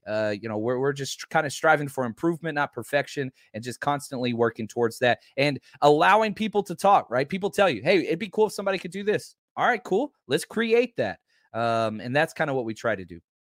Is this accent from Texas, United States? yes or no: yes; Dallas, Texas, United States; also born or lived in Oklahoma / Kansas City; I grew up in Dallas, Texas